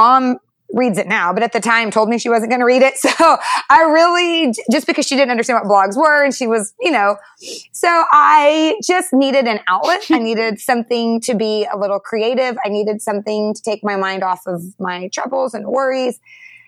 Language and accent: English; North Texas, United States; also born or lived in Detroit, Michigan; now in McKinney, Texas, United States; I grew up in North Texas